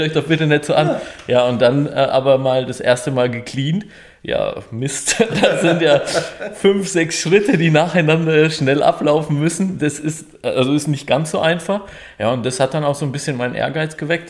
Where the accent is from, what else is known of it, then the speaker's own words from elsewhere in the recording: Auerbach in der Oberpfalz, Bavaria, Germany; moved away as an adult; also born or lived in Stuttgart / Böblingen; now in Deckenpfronn, Germany; ich komme ursprünglich aus der Nähe von Nürnberg, aus Auerbach in der Oberpfalz